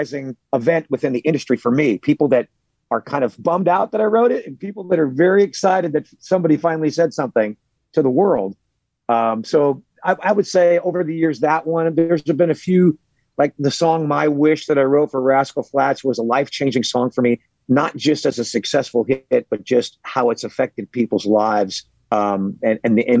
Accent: Los Angeles, California, United States; also born or lived in Burbank, California; I grew up in Hollywood, California in the 70s

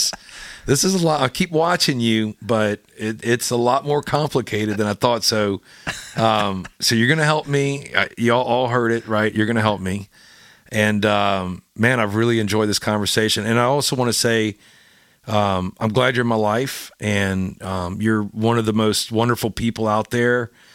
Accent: Louisiana, United States; I'll serve gumbo and jambalaya because I'm from Louisiana.

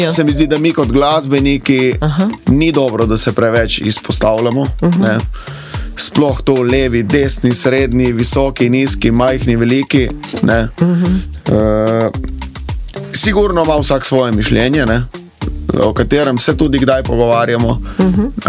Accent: Dutovlje, Littoral, Slovenia; also born or lived in Ljubljana; jaz sem prav iz Dutovelj na Krasu

